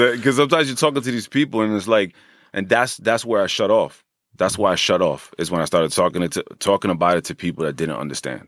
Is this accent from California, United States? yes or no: no; Hackensack, New Jersey, United States; born and raised in Hackensack